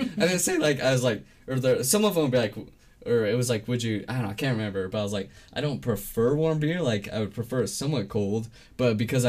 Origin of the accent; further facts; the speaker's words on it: Utah, United States; We're from Utah.